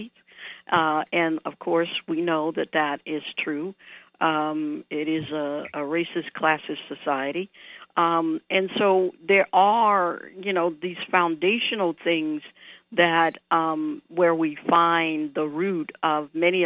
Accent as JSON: {"language": "English", "town": "New Orleans", "region": "Louisiana", "country": "United States", "tie": "born or raised there", "moved": "yes", "said": "I grew up in New Orleans"}